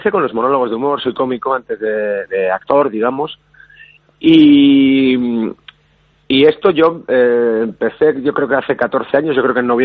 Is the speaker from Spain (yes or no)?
yes; Basque Country, Spain; Yo creo que tanto vascos como andaluces eh, nos gusta mucho disfrutar de la vida